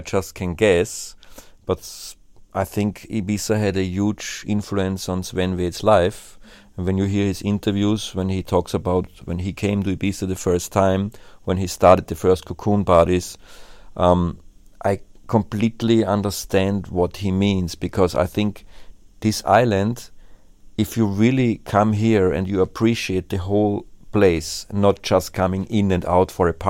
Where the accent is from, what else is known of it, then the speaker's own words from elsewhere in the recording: Vienna, Austria; Because I think back then when I came from Vienna, and when I was young and I played my gigs, my ego was also very, very high.